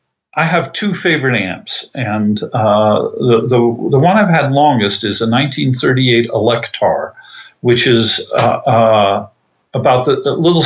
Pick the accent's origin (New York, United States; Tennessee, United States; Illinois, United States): New York, United States; Tarrytown; I was raised in Tarrytown, New York, which is Westchester County, suburbs.